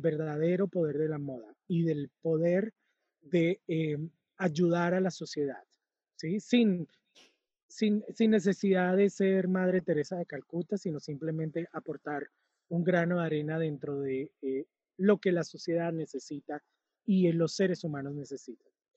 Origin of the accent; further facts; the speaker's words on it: Cúcuta, Norte de Santander, Colombia; moved away; yo nací en Cúcuta, Cúcuta es una ciudad con frontera con Venezuela